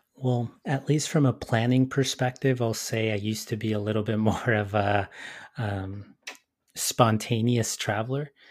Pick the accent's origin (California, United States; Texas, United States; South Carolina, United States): California, United States; Los Angeles; my situation growing up in Southeast L